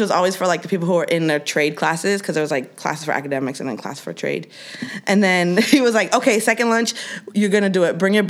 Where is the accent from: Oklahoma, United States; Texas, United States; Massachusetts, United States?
Massachusetts, United States; Springfield; I'm from Springfield, Massachusetts, which is kind of the hood.